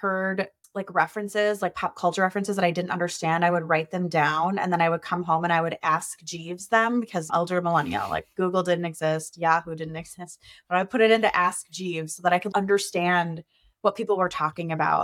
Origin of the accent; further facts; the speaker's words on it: Minnesota, United States; I am a Minnesotan.